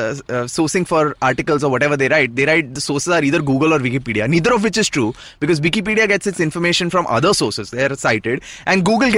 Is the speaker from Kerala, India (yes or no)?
no; Ahmedabad, Gujarat, India; So I was born and raised in Ahmedabad.